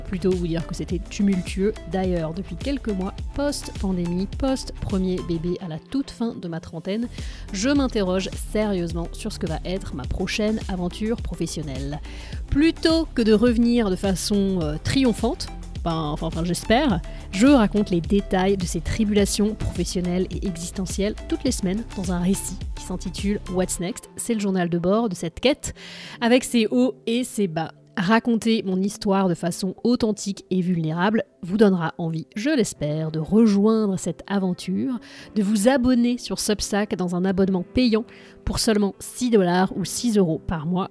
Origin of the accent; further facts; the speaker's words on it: France; moved away as an adult; now in Boston, United States; je suis française, je vis aux États-Unis depuis un peu plus de 10 ans à Boston